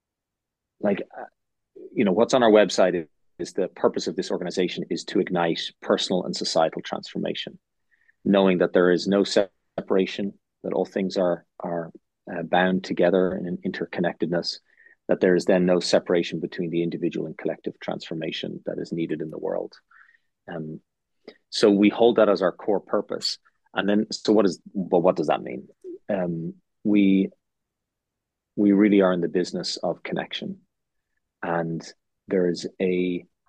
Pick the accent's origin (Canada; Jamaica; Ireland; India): Ireland; moved away; I also went to a K through 12 school in Ireland